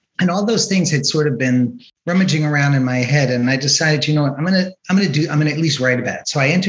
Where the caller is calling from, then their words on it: San Carlos, California, United States; Zooming in from San Carlos, California. It's in Northern California, in the Bay Area.